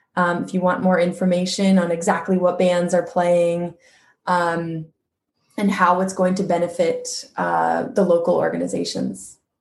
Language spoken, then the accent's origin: English; Quincy, California, United States; my hometown of Quincy, California